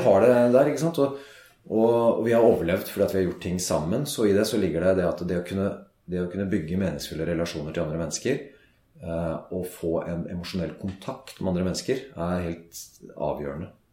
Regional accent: Norway; Vi er nordmenn

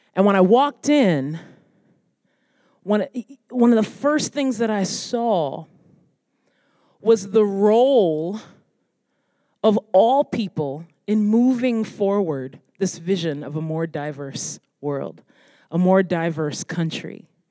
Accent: United States; my heritage and my come from being Black American

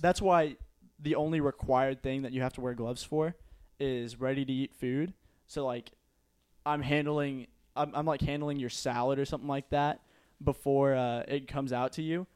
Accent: Euless, Texas, United States; I grew up in Euless, we're pretty close to South Lake

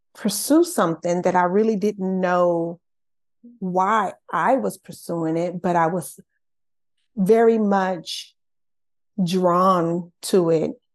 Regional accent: Los Angeles, California, United States; I'm born and raised in Los Angeles, California

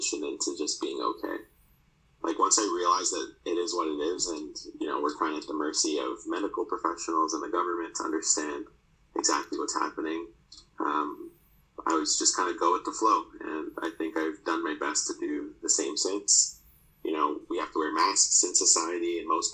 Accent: Toronto, Ontario, Canada; So I grew up in Toronto.

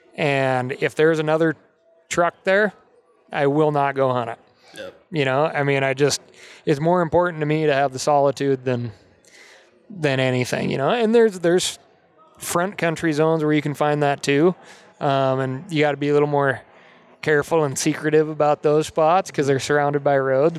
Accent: Montana, United States; growing up in Montana

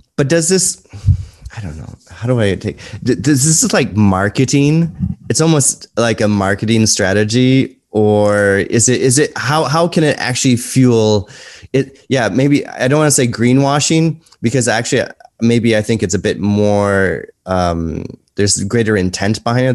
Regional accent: United States; moved away as an adult; you're American and I'm American.

